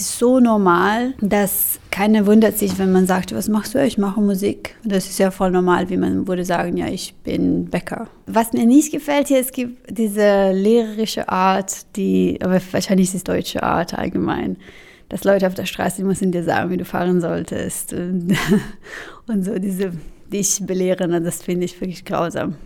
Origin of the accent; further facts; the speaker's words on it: Milan, Lombardy, Italy; German is a second language; now in Berlin, Germany; ich komme aus Mailand